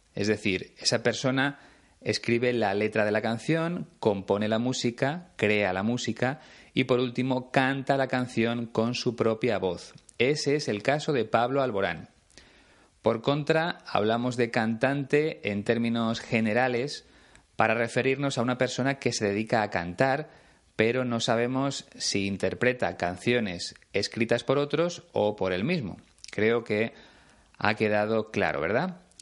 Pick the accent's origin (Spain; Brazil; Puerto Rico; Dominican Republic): Spain; en mi país, en este caso en León